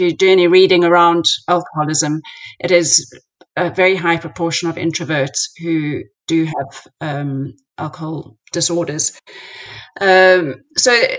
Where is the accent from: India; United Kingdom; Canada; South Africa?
South Africa; moved away; I grew up in South Africa